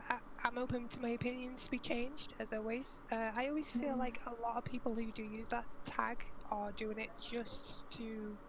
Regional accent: Liverpool, North West England, United Kingdom; I'm from Liverpool

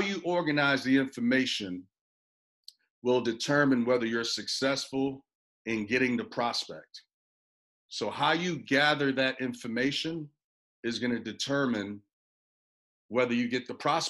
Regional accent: New York, United States; also born or lived in Puerto Rico; I was born in Puerto Rico, raised in New York.

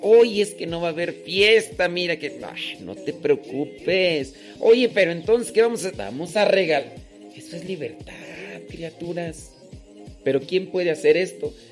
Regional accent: Mexico; yo soy mexicano, no crean que no, soy mexicano

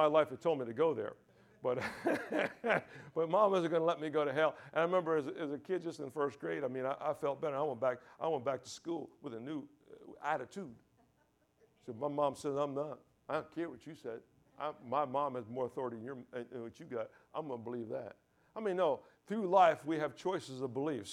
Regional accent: New York, United States; also born or lived in Deerfield Beach, Florida / Boynton Beach, Florida; now in Key West, United States; I grew up in church all my life, okay? You know, I come from New York

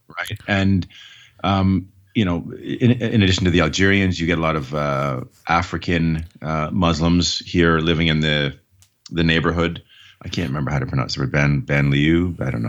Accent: Canada; as a Canadian

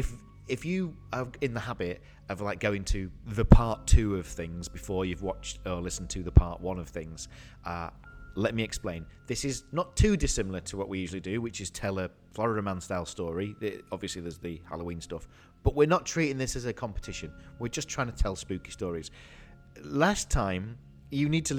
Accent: United Kingdom; I'm from the home of like Hammer Horror.

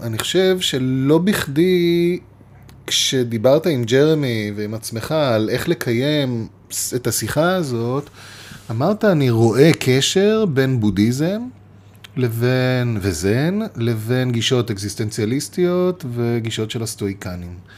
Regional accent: Israel; אנחנו גדלנו בישראל

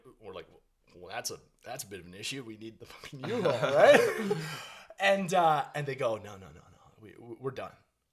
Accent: Canada; being a Canadian kid

